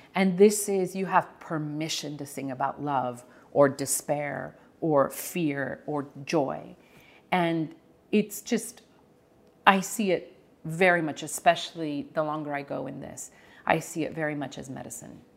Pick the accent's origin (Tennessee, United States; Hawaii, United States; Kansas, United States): Kansas, United States; Prairie Village; we grew up in Prairie Village